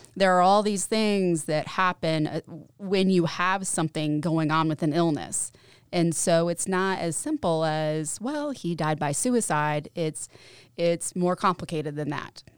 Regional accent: Knoxville, Tennessee, United States; moved away as an adult; now in Johnson City, United States; I'm living in Johnson City. I'm from Knoxville.

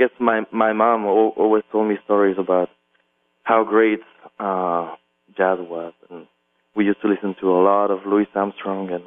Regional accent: La Chaux-de-Fonds, Neuchâtel, Switzerland; English is a second language; moved away as an adult; also born or lived in Paris, France / New York, United States; I grew up in a little town in Switzerland, Western Switzerland, called La Chaux-de-Fonds

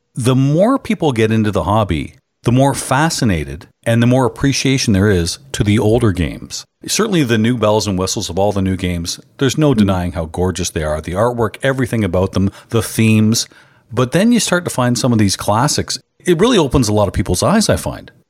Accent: Canada; I'm a Canadian.

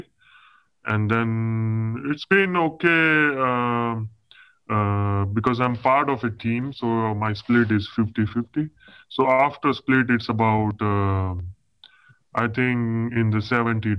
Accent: India; moved away; I'm basically from India, right? So most of my clients are from India

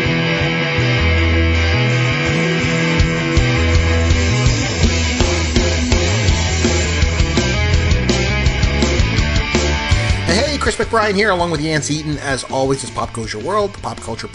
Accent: Canada; We're Canadian.

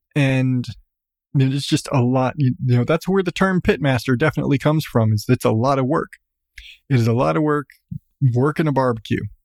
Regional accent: Southwest, United States; I come from Southwest.

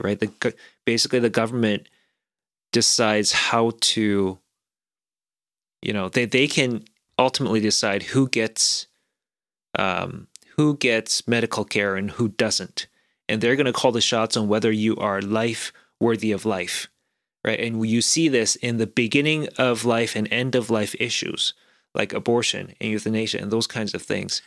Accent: South Korea; moved away; I grew up in a slightly different environment growing up in South Korea.

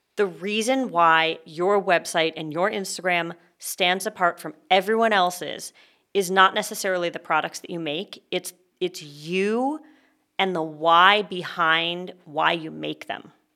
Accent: Canada; now in California, United States; I am a Canadian

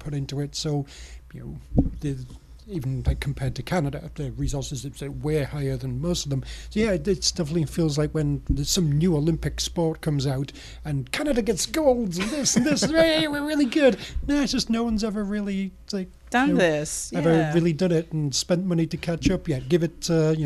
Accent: United Kingdom; I'm British.

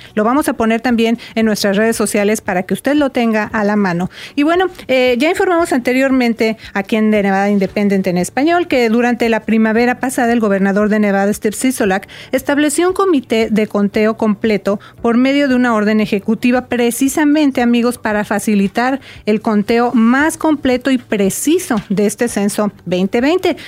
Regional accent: Mexico; now in Las Vegas, United States; allá en México, ¿verdad? De donde yo soy

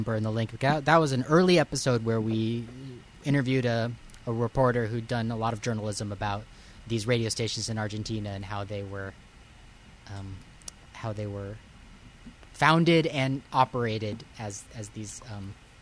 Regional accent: Southern California, United States; I grew up in Southern California

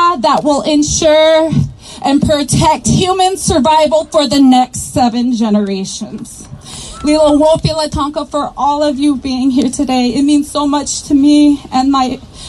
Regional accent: Cheyenne River Sioux Reservation, South Dakota, United States; I am from the Cheyenne River Sioux Reservation.

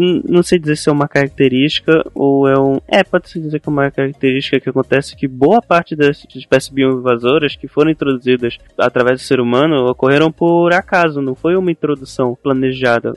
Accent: Belém, Pará, Brazil; eu sou de Belém, né, que é conhecida como a cidade das mangueiras, e tem mangueira em tudo que é canto aqui

